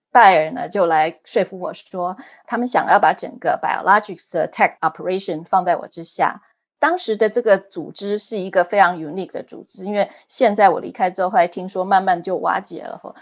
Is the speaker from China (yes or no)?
no; Taiwan; moved away as an adult; also born or lived in Germany; now in United States; 我是土生土长的台湾人，然后我在台湾念了台大医学院